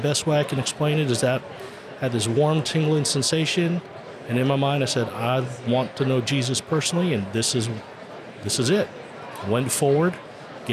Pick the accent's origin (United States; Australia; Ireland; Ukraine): United States; Hawaii; I'm from Hawaii.